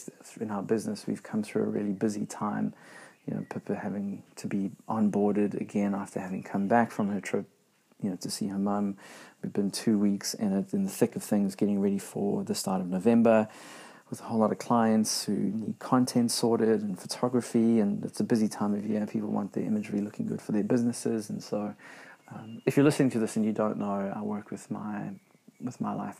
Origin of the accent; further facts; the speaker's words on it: South Africa; moved away as an adult; now in New Zealand; being South African, new to New Zealand, relatively new to New Zealand